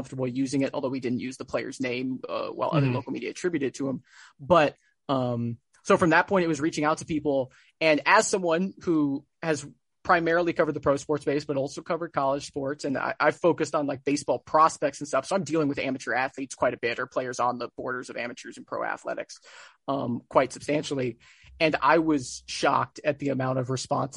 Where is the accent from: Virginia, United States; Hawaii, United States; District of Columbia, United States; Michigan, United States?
Hawaii, United States; now in Bay Area, United States; I'm born and raised in Hawaii, and so and I'm born and raised on the islands.